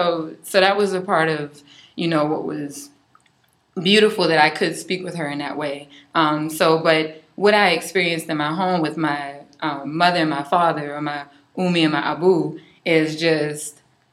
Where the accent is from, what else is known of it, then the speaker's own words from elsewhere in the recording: Charleston, South Carolina, United States; also born or lived in Cainhoy, South Carolina; Before I was raised downtown, I was born in Kanhoy, which is in the outskirts of Charleston. And that out there were very, very, very Geechee.